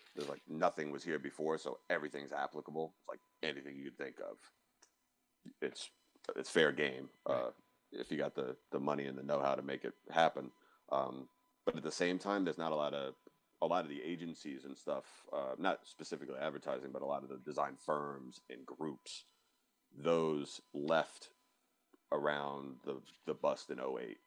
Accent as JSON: {"language": "English", "town": "Cary", "region": "North Carolina", "country": "United States", "tie": "born or raised there", "also_born_or_lived": "New York", "lives_now": "Raleigh, United States", "said": "originally from New York, but we've been here since I was ten. So um, like more North Carolinian"}